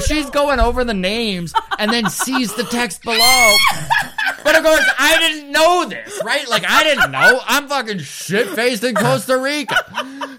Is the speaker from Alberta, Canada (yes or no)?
yes; Grande Prairie, Alberta, Canada; moved away as an adult; also born or lived in Edmonton; now in Halifax, Canada; remember growing up in Grand Prairie, Alberta, Northern Alberta